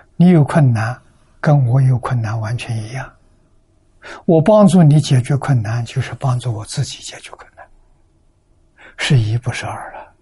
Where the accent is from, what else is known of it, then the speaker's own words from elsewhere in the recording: China; 我们中国人讲本性啊